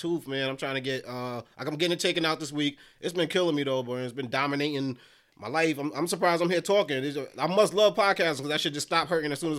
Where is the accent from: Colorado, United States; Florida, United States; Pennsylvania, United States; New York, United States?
New York, United States; New York City; I'm from Brooklyn